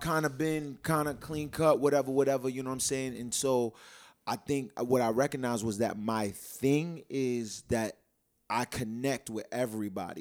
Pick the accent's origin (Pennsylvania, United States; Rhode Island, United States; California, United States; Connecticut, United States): Rhode Island, United States; Providence; born and raised in Providence